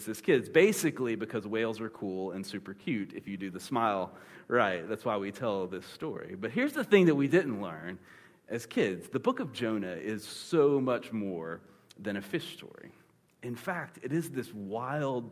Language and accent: English; Panama City, Florida, United States; I grew up in Panama City, Florida